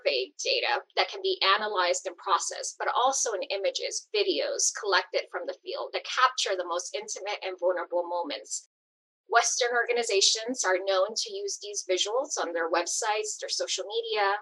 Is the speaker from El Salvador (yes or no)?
yes; El Salvador; moved away; I was born in El Salvador and grew up seeing entire communities being decimated by civil war